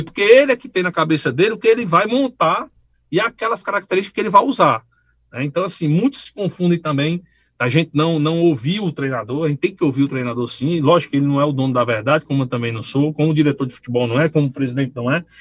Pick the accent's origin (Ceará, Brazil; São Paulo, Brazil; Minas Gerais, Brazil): Ceará, Brazil; Paracuru; eu não nasci no Paracuru, mas fui criado lá